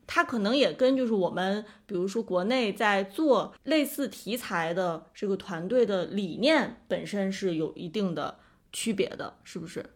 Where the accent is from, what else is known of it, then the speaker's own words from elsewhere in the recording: China; 我们中国人